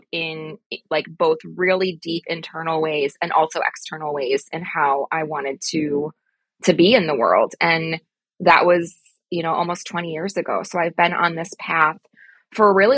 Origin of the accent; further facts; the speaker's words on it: Midwest, United States; I'm from the Midwest